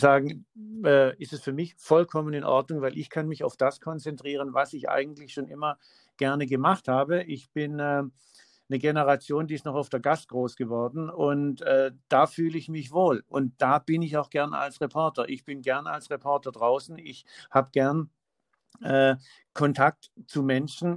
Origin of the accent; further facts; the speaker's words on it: Swabia, Baden-Württemberg, Germany; also born or lived in Heidelberg/Mannheim/Weinheim area; now in Heidelberg area, Germany; ich, äh, bin gebürtiger Schwabe